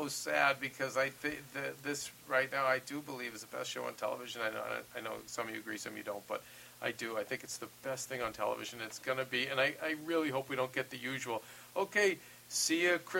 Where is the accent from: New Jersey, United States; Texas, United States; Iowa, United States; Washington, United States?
New Jersey, United States; I'm from the Jersey Shore.